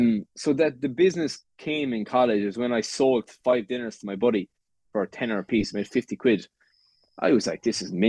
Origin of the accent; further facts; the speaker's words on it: West Limerick, Munster, Ireland; I come from West Limerick, from a farm